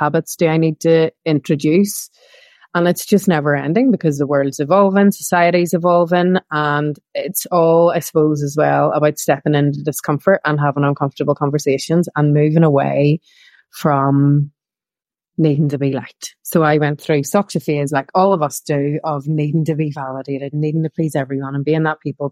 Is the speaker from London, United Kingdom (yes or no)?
no; Belfast, Northern Ireland, United Kingdom; moved away as an adult; I grew up in Northern Ireland, in Belfast, during the Troubles.